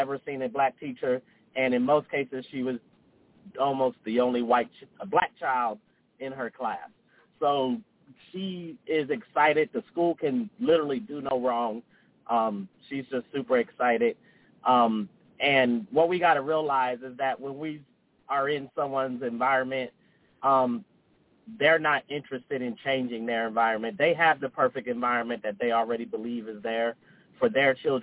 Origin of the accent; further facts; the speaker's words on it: New Jersey, United States; moved away; also born or lived in California / Denver; I'm from New Jersey, lived in California, Denver